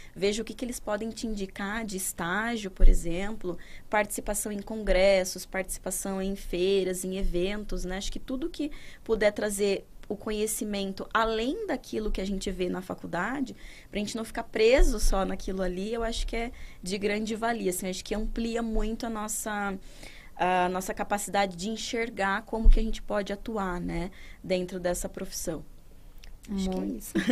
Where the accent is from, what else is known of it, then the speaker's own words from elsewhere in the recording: interior of São Paulo, Brazil; moved away; lá na minha cidade, que eu sou do interior de São Paulo, uhum. não sou daqui